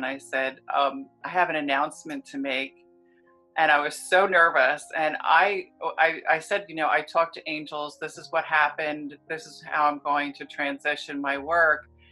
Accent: New Jersey, United States; moved away; also born or lived in California; I'm from New Jersey originally.

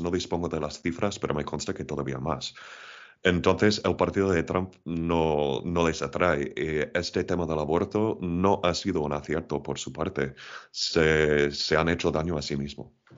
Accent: Portland, Oregon, United States; moved away as an adult; also born or lived in Spain; now in Madrid, Spain; Yo nací en los Estados Unidos, en la costa oeste, concretamente en, la ciudad de Portland, pero ya llevo casi 20 años en España

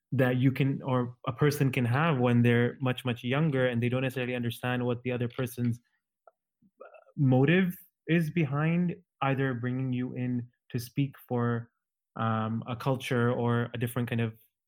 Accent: Germany; living in Germany and growing up in Germany

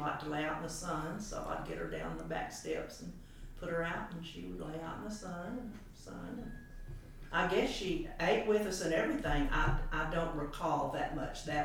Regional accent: Memphis, Tennessee, United States; also born or lived in Chattanooga, Tennessee; uh, uh, I was born in Chattanooga but raised in Memphis

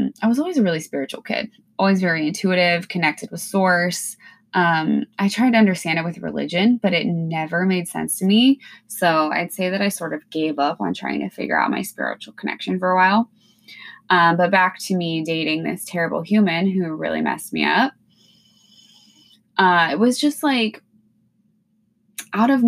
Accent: Washington, United States; moved away as an adult; now in Alaska, United States; I'm originally from Washington State. I grew up in a small town

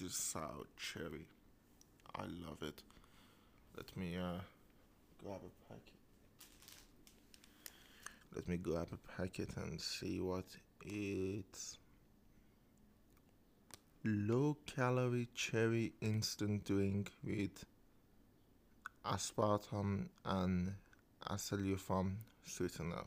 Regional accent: Isfahan, Iran; I am from Isfahan, and Isfahan is very infamous for being economical.

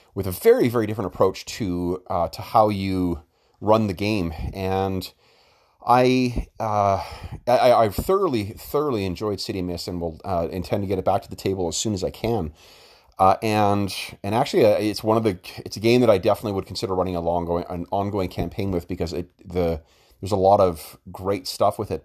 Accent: Winnipeg, Manitoba, Canada; Winnipeg, uh, my hometown

